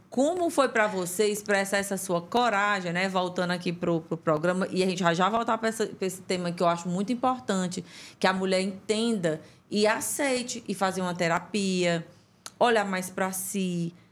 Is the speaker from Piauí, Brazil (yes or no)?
yes; Teresina, Piauí, Brazil; born there; Em Teresina. Teresina mesmo.